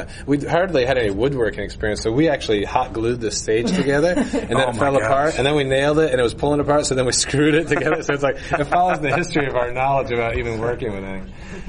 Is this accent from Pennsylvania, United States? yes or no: yes; Pennsylvania, United States; moved away; also born or lived in Maine; We grew up originally in Pennsylvania, where there was a Renaissance fair